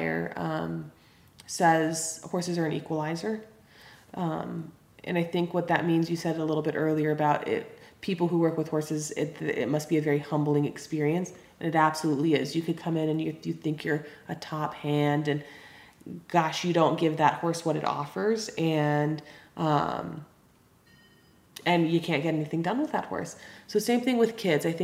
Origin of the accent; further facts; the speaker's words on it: Los Angeles, California, United States; moved away as an adult; now in Greenough, Montana, United States; So I was born and raised in Los Angeles, California. I'm totally a Valley girl